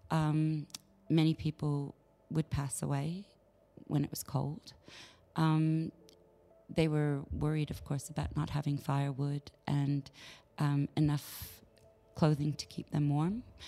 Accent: Canada; moved away; also born or lived in England / United States; I was born in England, but I was uh, raised in Canada, and of course, uh, and then later years, the States

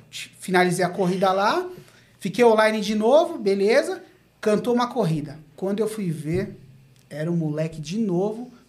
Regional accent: Diadema, São Paulo, Brazil; Sou de Diadema, mas conheço as quebradas aí.

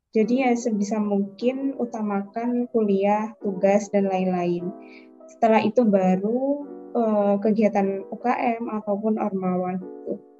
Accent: Banyuwangi, East Java, Indonesia; moved away as an adult; now in Jember, Indonesia; Kalau aku sendiri dari Banyuwangi

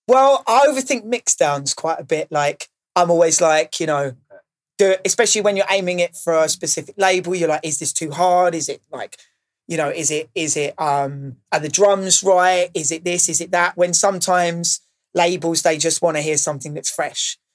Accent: Maidstone, South East England, United Kingdom; now in London, United Kingdom; I didn't grow up in London. So I didn't have that initial underground scene on my doorstep. Um, I grew up in Maidstone

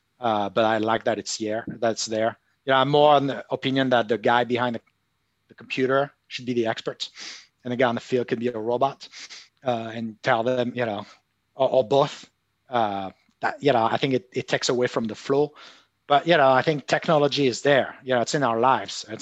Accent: Marseille, Provence-Alpes-Côte d'Azur, France; I'm from Marseille

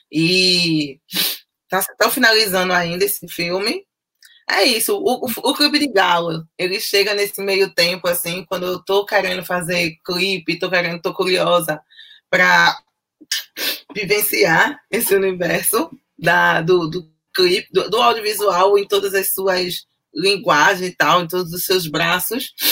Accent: Recife, Pernambuco, Brazil; nasci e moro no Recife, capital de Pernambuco, cidade litorânea, efervescente culturalmente, né, cheio de arte e tal.

